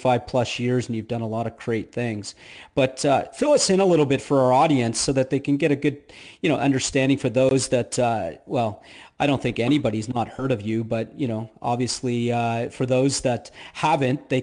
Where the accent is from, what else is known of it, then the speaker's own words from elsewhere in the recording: Canada; now in Florida, United States; because I am Canadian